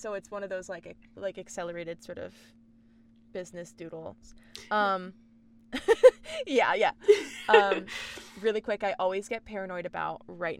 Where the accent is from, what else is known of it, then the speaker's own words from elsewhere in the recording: New Jersey, United States; I grew up in New Jersey, and it's got a very similar vibe there. Like, you grow up and you stay in New Jersey, especially Central Jersey.